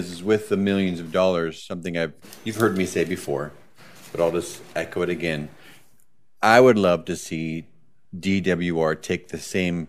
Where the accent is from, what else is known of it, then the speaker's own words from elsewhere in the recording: Boise, Idaho, United States; moved away; I'm originally from Boise, which is one of the fastest growing cities.